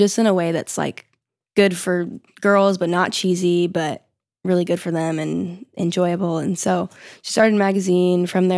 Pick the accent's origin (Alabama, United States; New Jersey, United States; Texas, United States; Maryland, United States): Texas, United States; Yeah, we're from Texas